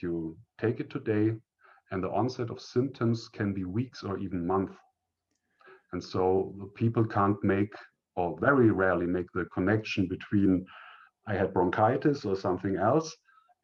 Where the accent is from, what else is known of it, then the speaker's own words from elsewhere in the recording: northern Bavaria, Germany; I grew up in the northern part of Bavaria in Germany